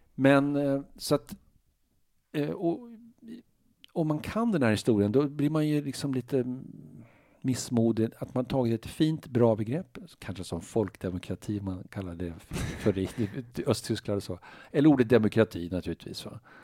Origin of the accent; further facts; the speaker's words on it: Uppsala, Uppsala County, Sweden; moved away as an adult; now in Stockholm, Sweden; jag är från Norby, Uppsala, sådana villaområden, bättre bemedlade